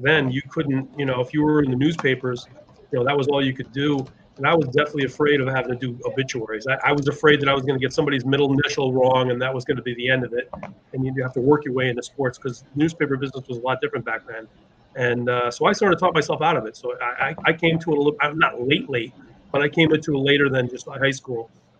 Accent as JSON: {"language": "English", "area": "Naval Park", "region": "New York", "country": "United States", "tie": "born or raised there", "said": "I grew up in Naval Park"}